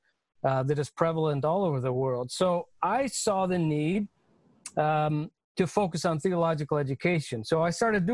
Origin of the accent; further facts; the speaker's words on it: United States; the chance that I've had as an American male for formal education